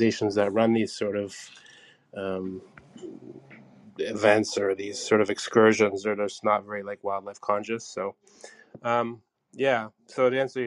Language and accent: English; Canada; also born or lived in Hamilton, Ontario; I'm from Canada. Currently, I am in Hamilton, Ontario, Canada